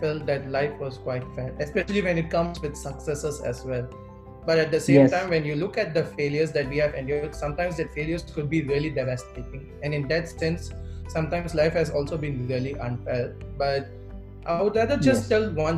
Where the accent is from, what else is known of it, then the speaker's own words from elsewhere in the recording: Chennai, Tamil Nadu, India; first language Telugu; English is a second language; moved away as an adult; also born or lived in Singapore; now in Sydney, Australia; I'm currently residing at Sydney, but I'm originally from Chennai.